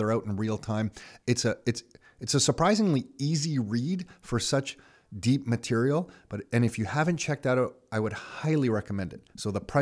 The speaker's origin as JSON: {"language": "English", "town": "Mississauga", "region": "Ontario", "country": "Canada", "tie": "born or raised there", "also_born_or_lived": "Toronto", "said": "I was actually born in Toronto, but Nick and I both born in Toronto, but quickly moved to Mississauga."}